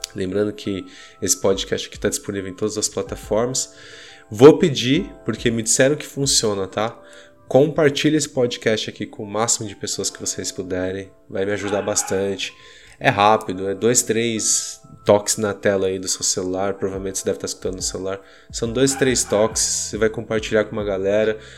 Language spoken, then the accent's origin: Portuguese; Brazil; somos brasileiros